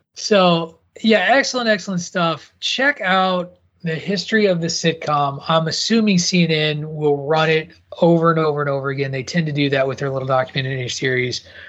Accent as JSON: {"language": "English", "region": "Midwest", "country": "United States", "tie": "born or raised there", "said": "as a kid growing up in the Midwest"}